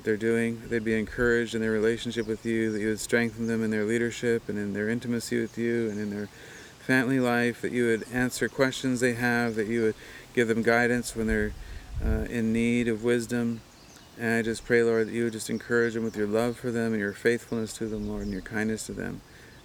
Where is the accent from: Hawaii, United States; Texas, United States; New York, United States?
Hawaii, United States; Kona